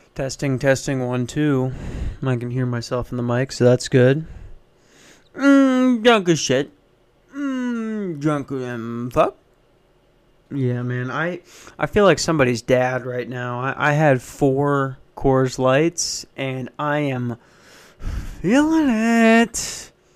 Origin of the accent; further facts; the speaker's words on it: Minnesota, United States; moved away; I grew up in Minnesota